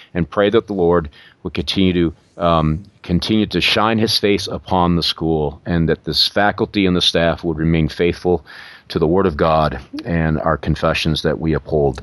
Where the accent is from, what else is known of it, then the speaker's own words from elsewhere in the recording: New York, United States; moved away; I'm from New York